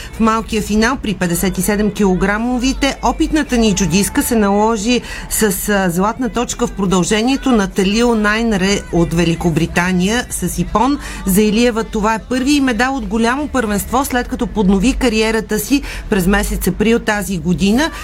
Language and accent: Bulgarian; Bulgaria; нас ни вълнува като българи